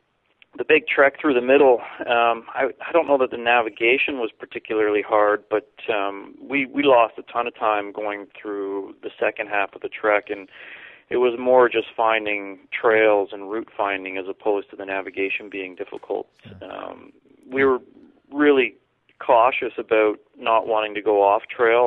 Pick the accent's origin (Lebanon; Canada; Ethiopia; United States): Canada; growing up in Canada, I played lots of hockey growing up